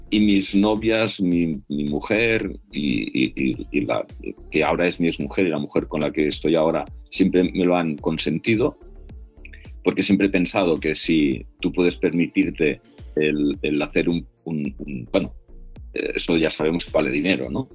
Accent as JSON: {"language": "Spanish", "town": "Tarragona", "region": "Catalonia", "country": "Spain", "said": "yo soy de Tarragona"}